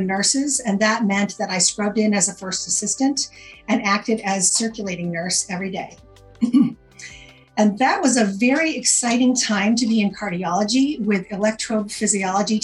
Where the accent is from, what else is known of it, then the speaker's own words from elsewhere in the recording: Maine, United States; moved away as an adult; also born or lived in Vermont; I am from Maine originally. My parents lived here. My husband, Bruce, lived here. I knew him back in high school